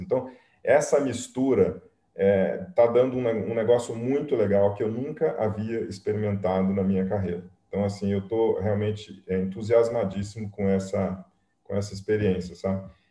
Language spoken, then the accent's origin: Portuguese; Pouso Alegre, Minas Gerais, Brazil; moved away; eu sou mineiro, né? eu vim lá de, do sul de Minas, né? de uma cidadezinha pequenininha. É, eu nasci em Pouso Alegre